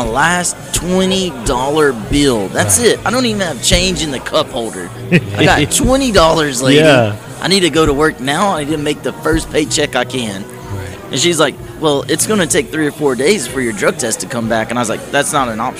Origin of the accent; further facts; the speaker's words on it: Natchitoches, Louisiana, United States; moved away as an adult; also born or lived in Shreveport, Louisiana / Florida / West Texas; now in San Angelo, United States; I grew up in Louisiana, central Louisiana, Natchitoches, Louisiana